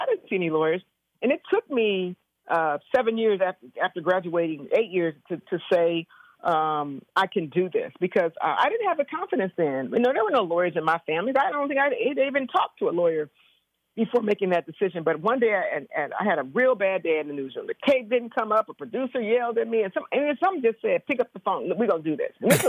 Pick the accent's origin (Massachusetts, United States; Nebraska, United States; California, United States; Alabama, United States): California, United States; Compton; And I grew up in Compton. I'm a product of the Compton school system.